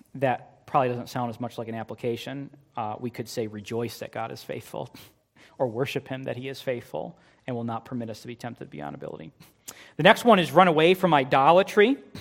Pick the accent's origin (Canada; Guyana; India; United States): United States; We, as American Christians